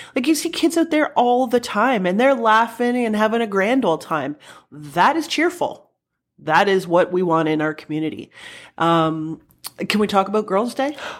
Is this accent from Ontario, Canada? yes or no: yes; Welland, Ontario, Canada; I grew up in Welland.